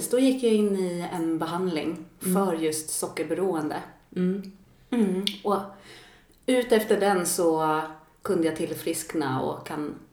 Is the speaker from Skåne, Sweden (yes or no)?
no; Sollentuna, Stockholm County, Sweden; Jag växte upp i eh, Stockholm, Sollentuna, mm. tillsammans med mamma och syster och så har jag en bror också och pappa.